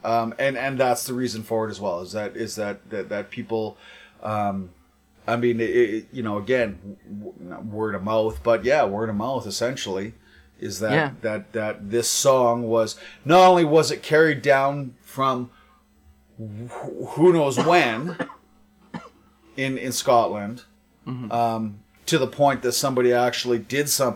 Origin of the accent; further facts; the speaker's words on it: Ireland; being Irish